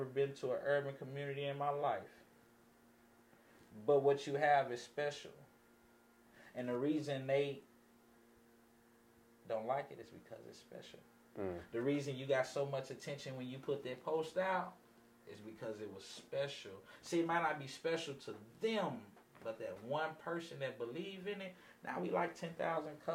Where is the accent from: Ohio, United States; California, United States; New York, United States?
California, United States; Los Angeles; I grew up in Los Angeles, California